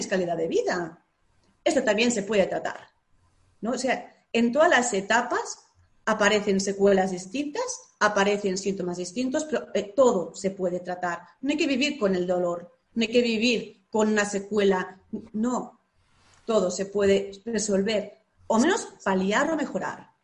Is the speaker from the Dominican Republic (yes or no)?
no; Lleida, Catalonia, Spain; soy de Lleida y Lleida es una ciudad pequeñita